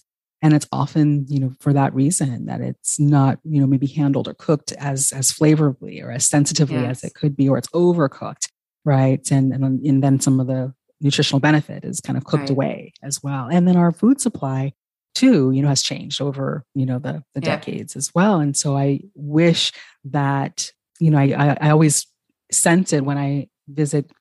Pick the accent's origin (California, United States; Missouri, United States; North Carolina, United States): California, United States; growing up in California